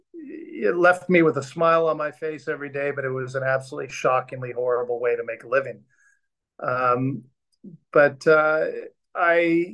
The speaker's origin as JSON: {"language": "English", "area": "Orange County", "region": "Southern California", "country": "United States", "tie": "born or raised there", "also_born_or_lived": "Downey, California / San Diego, California", "moved": "as an adult", "lives_now": "Australia", "said": "I was born and raised in Southern California, and I was born in a town called Downey, which is a suburb of Los Angeles, and grew up in Orange County"}